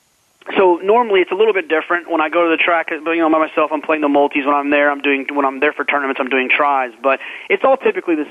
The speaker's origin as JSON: {"language": "English", "town": "Dallas", "region": "Texas", "country": "United States", "tie": "born or raised there", "also_born_or_lived": "Austin, Texas", "said": "I grew up in Dallas, about 20 minutes from Lone Star Park"}